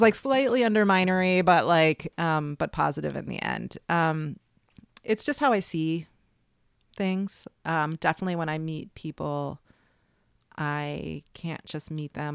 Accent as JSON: {"language": "English", "town": "Chicago", "region": "Illinois", "country": "United States", "tie": "born or raised there", "also_born_or_lived": "New York", "moved": "yes", "lives_now": "New Orleans, United States"}